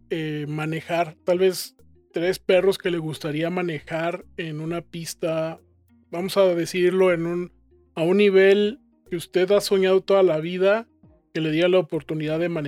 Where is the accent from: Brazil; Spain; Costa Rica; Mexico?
Mexico; León